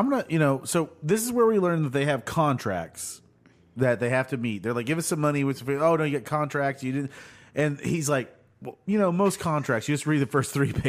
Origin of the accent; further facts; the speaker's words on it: United States; I'm from America, motherfucker. We use words.